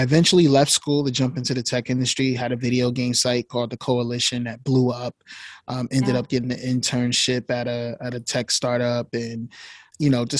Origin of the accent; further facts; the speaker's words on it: Newark, New Jersey, United States; I'm from Newark